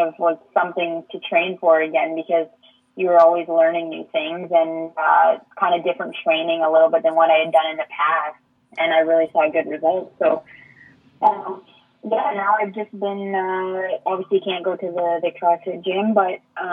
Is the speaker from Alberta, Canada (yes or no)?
no; Waterford, Ontario, Canada; now in Brantford, Canada; growing up in Waterford